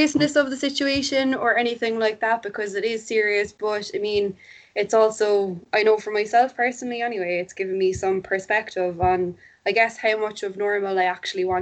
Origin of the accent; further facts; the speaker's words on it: Cork, Munster, Ireland; I'm from Cork. I live in Cork. I've always lived in Cork.